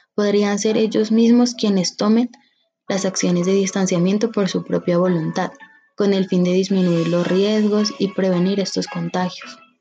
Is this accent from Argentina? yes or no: no; Colombia